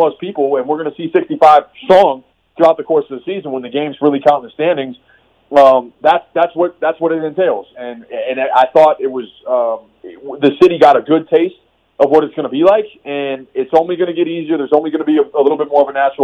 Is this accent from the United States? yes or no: yes; Minneapolis, Minnesota, United States; moved away; I grew up in Minneapolis area where we had everything, including the Vikings